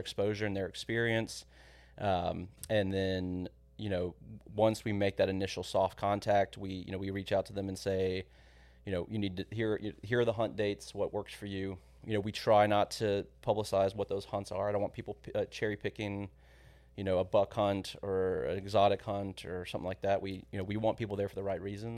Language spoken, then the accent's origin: English; San Antonio, Texas, United States; moved away as an adult; also born or lived in College Station; I grew up in San Antonio, but grew up going to the ranch every weekend pretty much